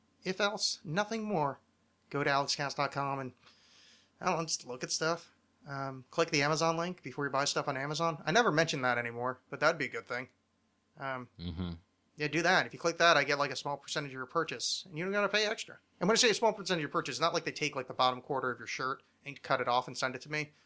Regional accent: New Jersey, United States; the extension I grew up with in New Jersey

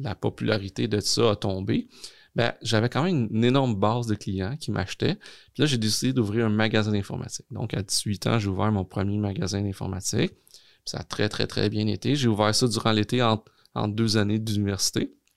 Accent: Longueuil, Quebec, Canada; also born or lived in Gaspésie; on habitait très, très jeune en Gaspésie. Mes parents, un, jour, se sont séparés, se sont divorcés. on est revenu dans la région de Montréal parce que ma mère venait de, Montréal, donc plus sur la rive sud de Montréal, à Longueuil précisément. Puis j'ai habité là

